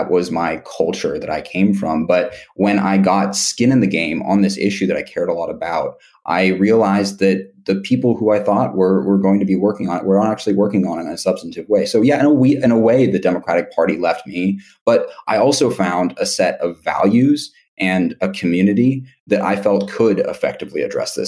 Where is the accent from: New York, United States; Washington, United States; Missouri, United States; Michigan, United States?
Washington, United States; Seattle; I grew up in Seattle, Washington